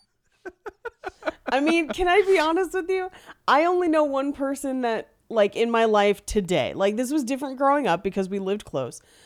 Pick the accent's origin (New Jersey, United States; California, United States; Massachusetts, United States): California, United States; the Bay Area; I grew up in the Bay back when the Raiders played in Oakland